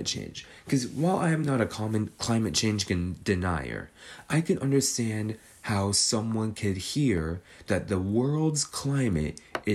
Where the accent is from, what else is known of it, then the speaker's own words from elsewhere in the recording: California, United States; I'm a Californian